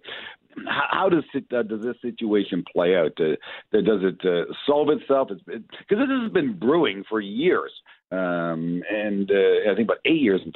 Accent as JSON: {"language": "English", "country": "Canada"}